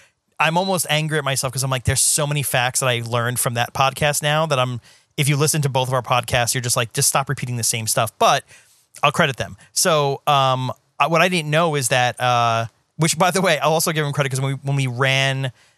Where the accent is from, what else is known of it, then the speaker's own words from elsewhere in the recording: Staten Island, New York, United States; The closest I came was, you know, I grew up in New York and Staten Island.